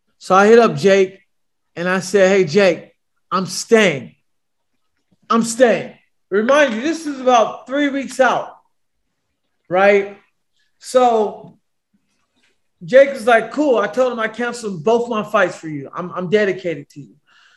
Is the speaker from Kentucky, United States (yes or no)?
no; Bay Area, California, United States; moved away; I'm from the Bay Area